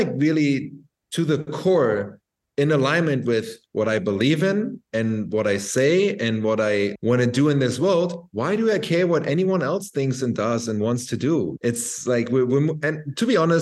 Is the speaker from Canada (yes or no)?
no; Berlin, Germany; moved away as an adult; now in Bali, Indonesia; I'm from Berlin